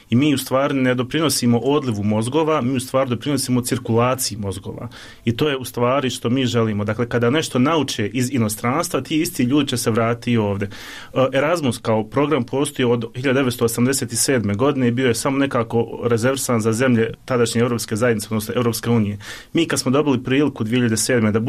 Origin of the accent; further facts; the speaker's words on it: Bosnia & Herzegovina; also born or lived in Bristol, England; iako smo rođeni u Bosni i Hercegovini